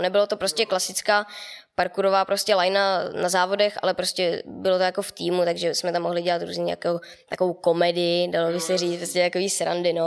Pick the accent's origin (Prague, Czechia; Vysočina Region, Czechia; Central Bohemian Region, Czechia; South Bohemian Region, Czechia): Central Bohemian Region, Czechia; near Mělník; od Mělníka, dvacet kilometrů od Mělníka už jenom